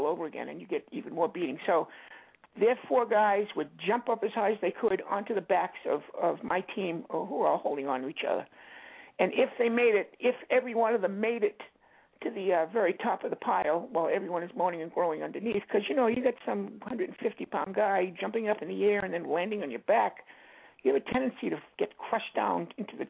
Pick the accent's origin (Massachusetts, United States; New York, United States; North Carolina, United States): Massachusetts, United States; Boston; I'd go down to Scully Square and go into Penny Arcade all day